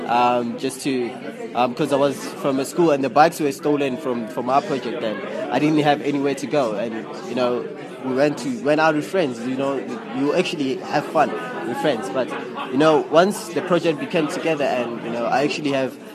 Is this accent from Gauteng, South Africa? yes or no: yes; Diepsloot, Gauteng, South Africa; I'm, I'm from Diepsloot, but I made it to the World, World Championships.